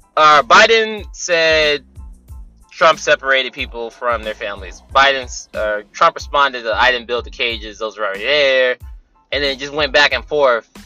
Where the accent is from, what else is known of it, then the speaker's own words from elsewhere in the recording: California, United States; I'm from California